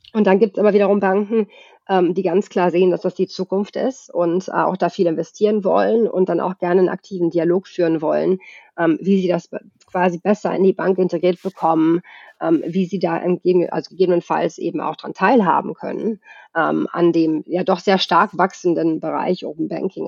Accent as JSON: {"language": "German", "country": "Germany", "tie": "born or raised there", "also_born_or_lived": "Sweden", "moved": "as an adult", "lives_now": "Stockholm, Sweden", "said": "Ich bin ja in Deutschland geboren und aufgewachsen, habe aber den größten Teil meines Erwachsenenlebens tatsächlich in Schweden verbracht"}